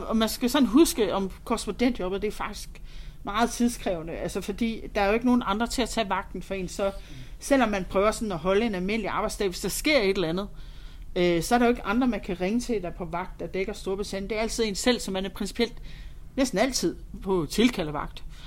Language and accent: Danish; Holstebro, Central Denmark Region, Denmark; moved away; also born or lived in London; Jeg er vokset op i Vestjylland, øh, Holstebro, nærmere betegnet.